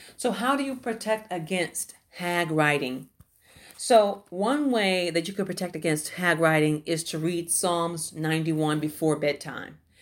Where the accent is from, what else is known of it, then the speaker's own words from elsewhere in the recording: Houston, Texas, United States; I grew up in the Houston, Texas, uh, area, uh, in the Fifth Ward area.